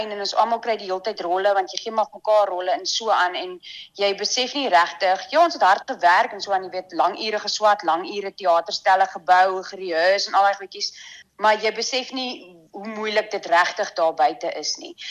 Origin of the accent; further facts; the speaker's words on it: Windhoek, Khomas, Namibia; also born or lived in Tsumeb / Cape Town / Pretoria / Bloemfontein; so ons is van Windhoek af Tsumep toe en van Tsumep af Kaap toe en van die Kaap af Pretoria toe, Pretoria Bloemfontein en van Bloemfontein af terug na my beet toe Windhoek toe.